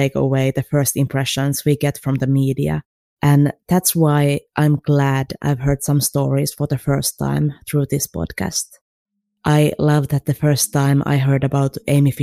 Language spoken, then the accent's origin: English; Finland; accent: Finnish; English is a second language; As you can probably tell by my accent, I'm not American, I'm actually Finnish.